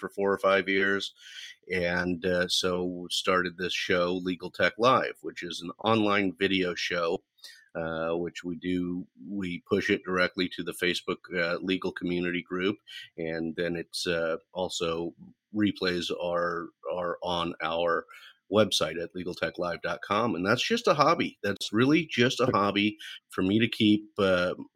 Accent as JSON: {"language": "English", "area": "Central Valley", "region": "California", "country": "United States", "tie": "born or raised there", "said": "Born and raised in the Central Valley"}